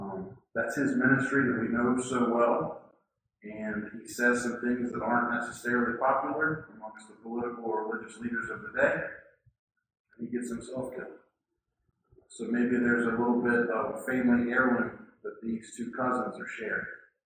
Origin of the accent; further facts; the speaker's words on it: West Virginia, United States; Maybe you have heard the pejorative term that we are referred to by our stately neighbors. We're the hillbillies from West Virginia.